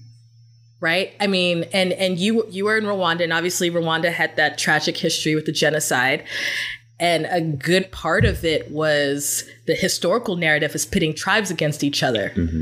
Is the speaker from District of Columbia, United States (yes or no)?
yes; Washington, District of Columbia, United States; I was born in DC in this hospital called Howard.